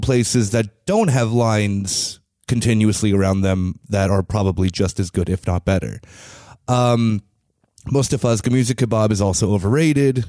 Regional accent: United States; now in Berlin, Germany; As an American

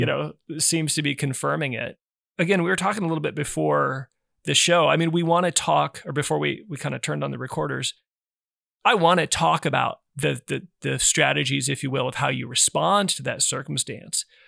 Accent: Nebraska, United States; growing up in Nebraska

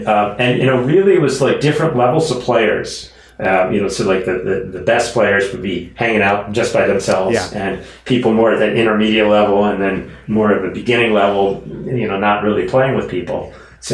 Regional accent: Baltimore, Maryland, United States; accent: Baltimore; That's my Baltimore accent, probably.

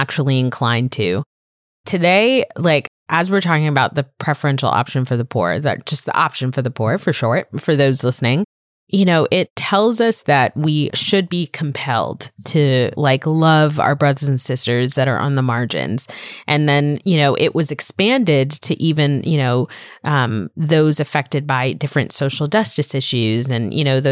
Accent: Florida, United States; born or raised there; also born or lived in Bronx, New York

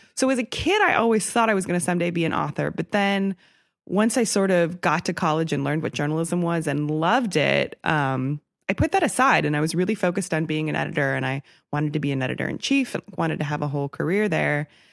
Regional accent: outside of Milwaukee, Wisconsin, United States; I grew up outside of Milwaukee

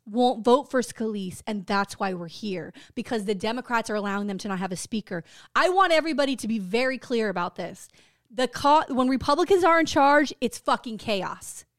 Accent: United States; I'm an American

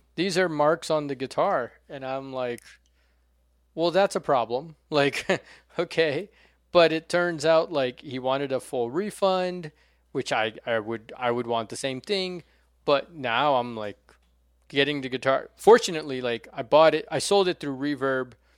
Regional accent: Brasília, Federal District, Brazil; now in United States; my hometown of Brasilia

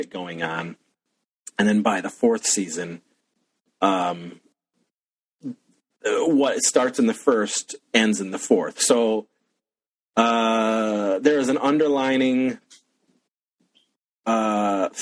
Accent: Wellsville, New York, United States; where I grew up in Wellsville, New York

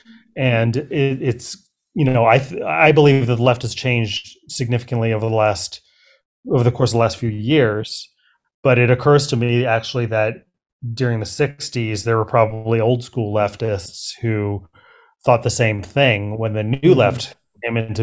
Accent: Berkeley, California, United States; I grew up in Berkeley.

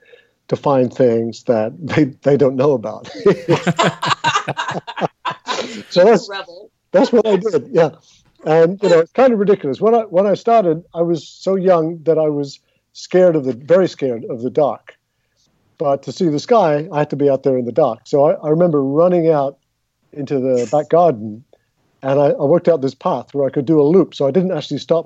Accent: London, United Kingdom; moved away as an adult; also born or lived in Southern California; now in United States; So I grew up in England, and we lived in North London

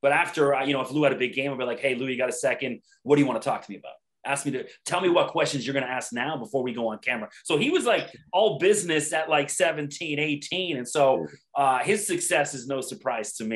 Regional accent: Toronto, Ontario, Canada; Scarborough, Ontario, my hometown as well

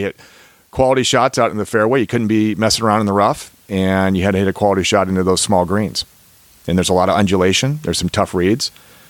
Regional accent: Ohio, United States; born or raised there

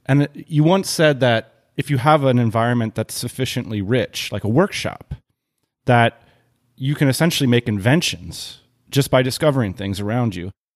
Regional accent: Lititz, Pennsylvania, United States; I grew up in Lititz, Pennsylvania.

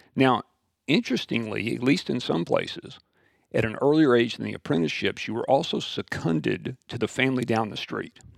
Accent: West Texas, United States; born and raised in West Texas

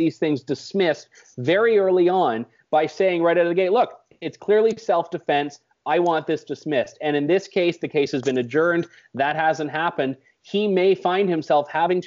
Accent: Canada; as a Canadian

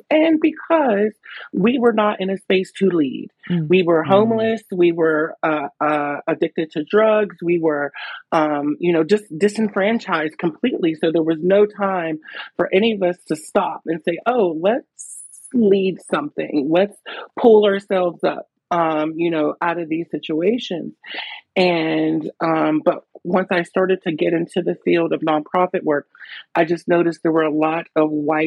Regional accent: Pittsburgh, Pennsylvania, United States; So I'm a Pittsburgh native. I was born in Homewood. I grew up in Homewood.

